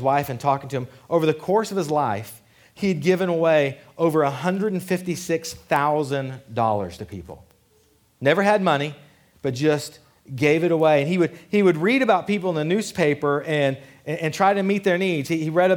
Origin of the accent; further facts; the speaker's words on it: Killeen, Texas, United States; I grew up in Killeen. We say, "You get your hair did."